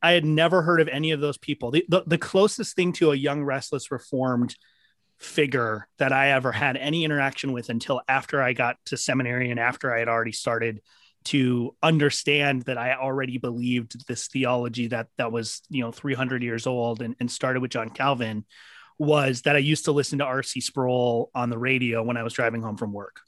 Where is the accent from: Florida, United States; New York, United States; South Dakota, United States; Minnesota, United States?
Minnesota, United States; Minneapolis; I grew up in Minneapolis